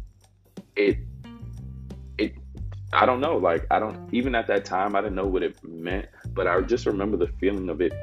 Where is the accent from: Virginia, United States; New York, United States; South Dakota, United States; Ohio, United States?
New York, United States; New York City; moved away as an adult; also born or lived in Georgetown, South Carolina; now in South Carolina, United States; I am from Harlem, New York City. And if you know anything about Harlem, you know that many areas, especially where I was born and raised, was very much so impoverished. I grew up in the housing projects on 126th Street and Lexington Avenue